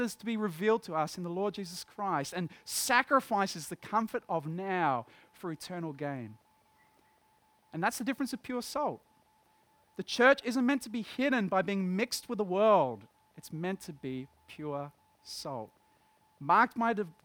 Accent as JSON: {"language": "English", "town": "Dapto", "region": "New South Wales", "country": "Australia", "tie": "born or raised there", "said": "I grew up in Dapto, in West Dapto"}